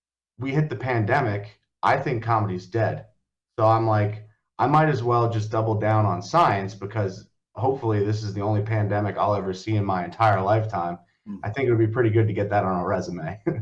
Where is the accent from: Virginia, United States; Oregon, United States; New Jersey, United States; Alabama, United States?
New Jersey, United States; Long Valley; So I grew up in Long Valley, New Jersey, which if anyone doesn't know where that is, it's in Morris County, right up against the Pennsylvania border.